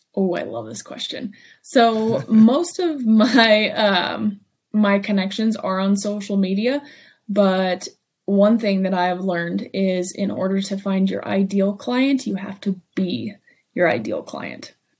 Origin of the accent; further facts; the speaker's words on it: Ely, Nevada, United States; my hometown of Ely